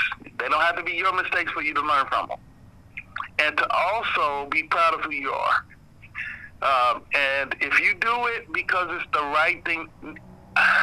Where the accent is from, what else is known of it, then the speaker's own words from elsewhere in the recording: United States; I was born here. I was raised here